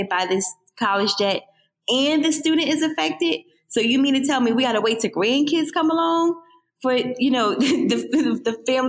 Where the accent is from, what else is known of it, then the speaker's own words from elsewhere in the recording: Philadelphia, Pennsylvania, United States; also born or lived in Bloomsburg, Pennsylvania; I born and raised in Philadelphia